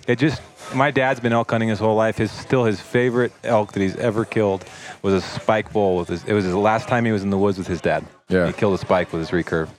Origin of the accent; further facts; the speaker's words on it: Western Oregon, United States; I grew up in Oregon, Western yeah. Oregon